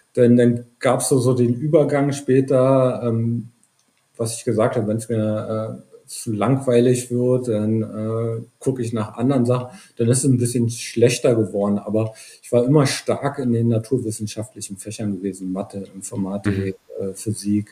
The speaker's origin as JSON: {"language": "German", "region": "Brandenburg", "country": "Germany", "tie": "born or raised there", "lives_now": "Potsdam, Germany", "said": "ich bin in einem kleinen Dorf in, in Brandenburg aufgewachsen"}